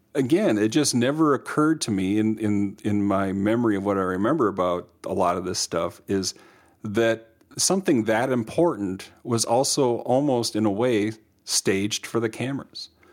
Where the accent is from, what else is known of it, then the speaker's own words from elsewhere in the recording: Minnesota, United States; us being Minnesotan